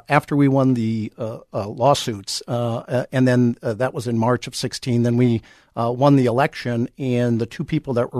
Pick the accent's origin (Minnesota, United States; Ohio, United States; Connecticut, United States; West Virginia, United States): Minnesota, United States; Chanhassen; I was born and raised in Carver County, okay. In Chanhassen